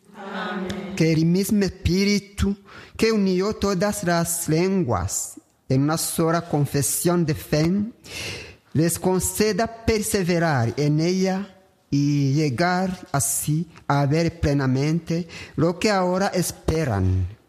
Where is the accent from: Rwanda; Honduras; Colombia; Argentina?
Rwanda; Hago mi pastoral aquí en mi país, en Ruanda